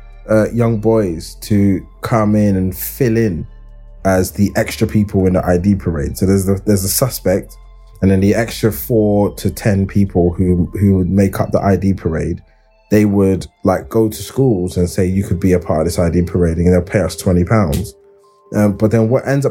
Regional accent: London, United Kingdom; I grew up in Hackney, and I went to school in Islington

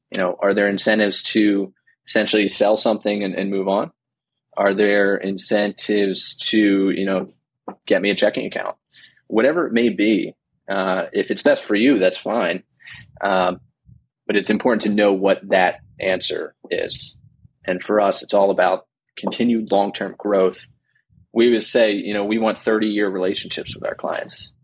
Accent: New Jersey, United States; I grew up in New Jersey

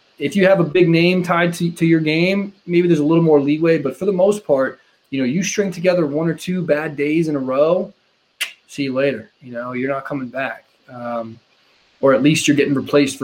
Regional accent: Quincy, Massachusetts, United States; grew up in Quincy, just south of Boston

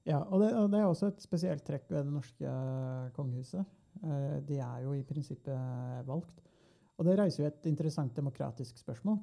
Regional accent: Norway; vi som nordmenn

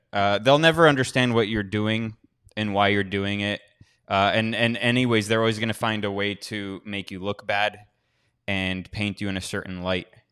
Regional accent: United States; I'm an American

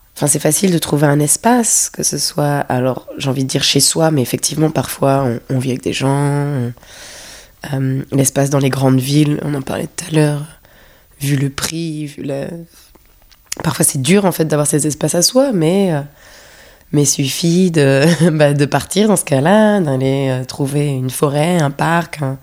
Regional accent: Paris, Île-de-France, France; born or raised there; moved away as an adult; also born or lived in London

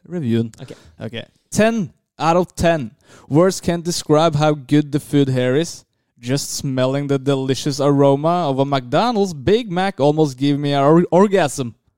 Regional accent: Lørenskog, Akershus, Norway; Jeg er fra Lørenskog

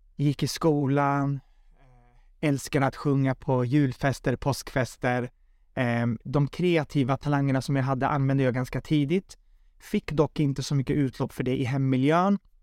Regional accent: Södertälje, Stockholm County, Sweden; jag kommer ifrån Södertälje, född och uppvuxen där

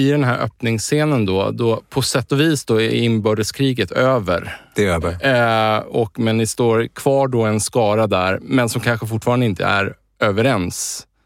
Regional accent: Stockholm, Stockholm County, Sweden; also born or lived in Uppsala; Jag är född i Stockholm i Bromma. Jag är 59 år.

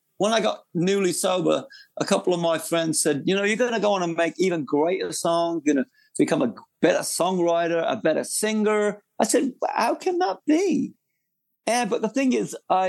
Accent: United Kingdom; also born or lived in London; now in United States; I am a Brit. I mean, I've lived in America most of my life. But when I look back at growing up in the North

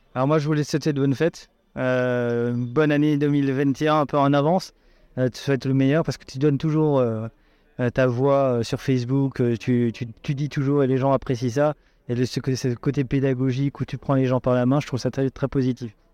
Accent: Alsace, Grand Est, France; je suis un Alsacien

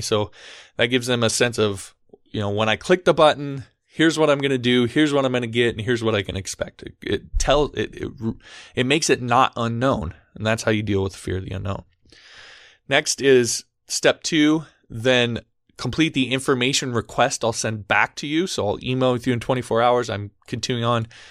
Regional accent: Omaha, Nebraska, United States; I'm from Omaha, Nebraska.

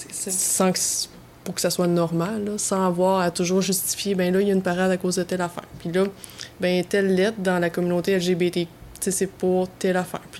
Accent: Quebec, Canada; Puis là, je parle du Québec parce que je suis québécoise

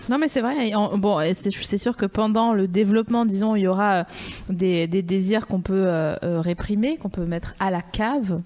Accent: Vosges, Grand Est, France; je viens des Vosges

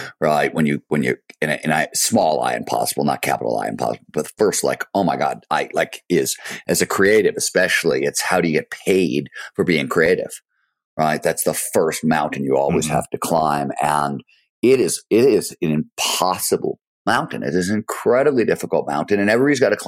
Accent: Cleveland, Ohio, United States; also born or lived in Chicago; the year we moved from Chicago to Cleveland, which was, I was 2 or 3 or something

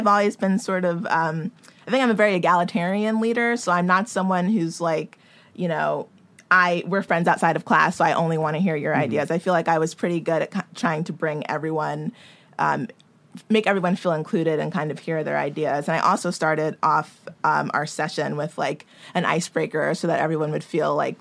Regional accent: New York, United States; moved away as an adult; now in Los Angeles, United States; I am from New York. And after college, I knew I wanted to get into this business. But I was reticent to leave New York

